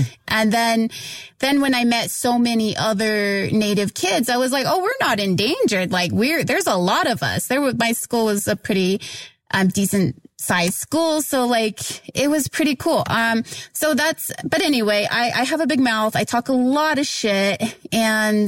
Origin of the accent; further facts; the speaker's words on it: Oklahoma, United States; I grew up in Oklahoma